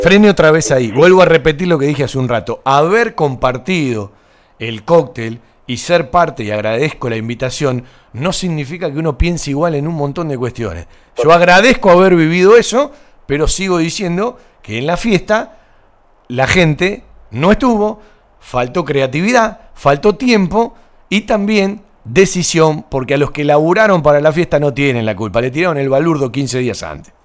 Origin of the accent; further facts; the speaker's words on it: Banfield, Buenos Aires Province, Argentina; los que nacimos en Banfield, eh, somos de Banfield